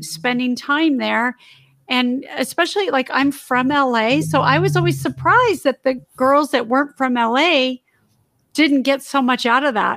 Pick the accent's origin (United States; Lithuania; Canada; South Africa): United States; Torrance, California; I grew up in the South Bay area in Torrance.